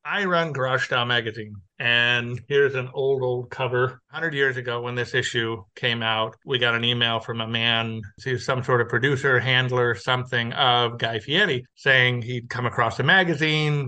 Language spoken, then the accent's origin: English; Los Angeles, California, United States; now in Texas, United States; I was born and raised in Los Angeles.